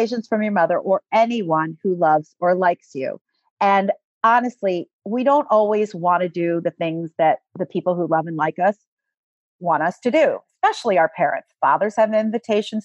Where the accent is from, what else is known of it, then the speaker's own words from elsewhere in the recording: Philadelphia, Pennsylvania, United States; Philadelphia is my hometown